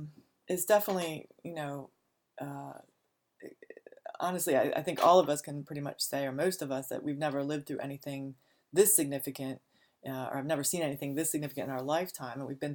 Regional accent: Laurel, Maryland, United States; I'm from the Washington, D.C. area, Prince George's County, Laurel, Maryland, is where I grew up.

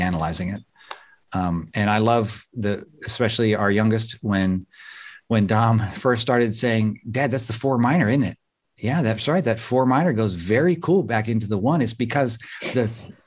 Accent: Southwest Pennsylvania, United States; I grew up in Southwest Pennsylvania

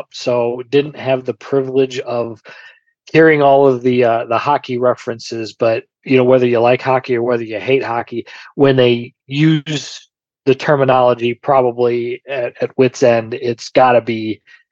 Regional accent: Michigan, United States; I'm from Michigan, so people joke with me that they think that I go to, I'm Canadian, but I am most certainly not, even though I have to drive south from my parents' house to get to Canada.

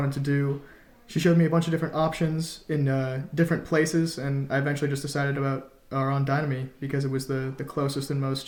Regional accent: Williston, Vermont, United States; I'm from Williston, Vermont

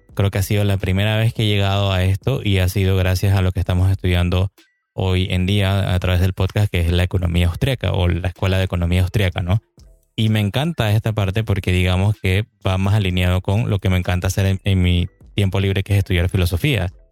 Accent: Panama; en mi país, estamos aquí en Panamá

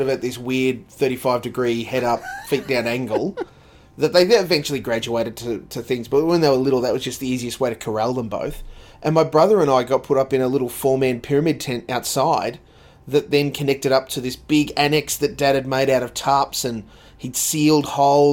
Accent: Dalby, Sunshine Coast, Queensland, Australia; when we moved from Dalby to the Sunshine Coast back in 1985, 1986

